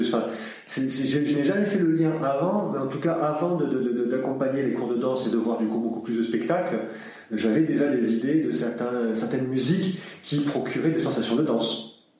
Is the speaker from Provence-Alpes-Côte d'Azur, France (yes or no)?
yes; Aix-en-Provence, Provence-Alpes-Côte d'Azur, France; also born or lived in Sweden; originaire de Suède, mais euh, j'ai grandi à Aix-en-Provence, autour d'Aix-en-Provence depuis de nombreuses années